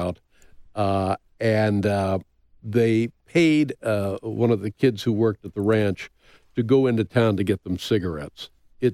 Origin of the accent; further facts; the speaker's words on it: Indiana, United States; moved away as an adult; also born or lived in California; I'm the dope from Indiana